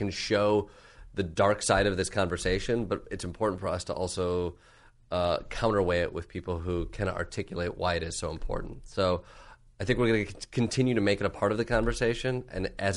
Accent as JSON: {"language": "English", "region": "Michigan", "country": "United States", "tie": "born or raised there", "moved": "yes", "lives_now": "New York, United States", "said": "a kid growing up in Michigan"}